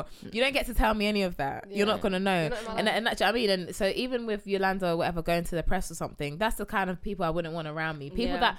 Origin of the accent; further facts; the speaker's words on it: Ghana; Like if I got with a Ghanaian man, I'm from Ghana.